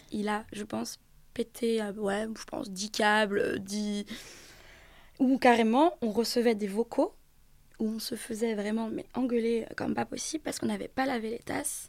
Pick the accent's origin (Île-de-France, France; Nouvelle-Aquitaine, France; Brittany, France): Brittany, France; moved away; chez moi en Bretagne